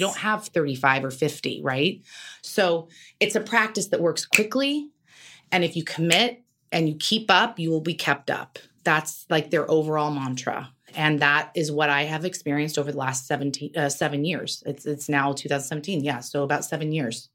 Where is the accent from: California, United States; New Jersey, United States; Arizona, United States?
California, United States; Carmel; also born or lived in New York; now in Los Angeles, United States; I grew up in Carmel